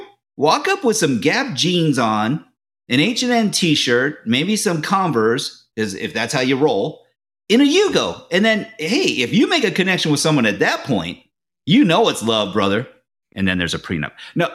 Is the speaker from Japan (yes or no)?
yes; Japan; My father was in the Navy for 30 years. And so I'm from Japan originally. My mother's Japanese. My father's Irish.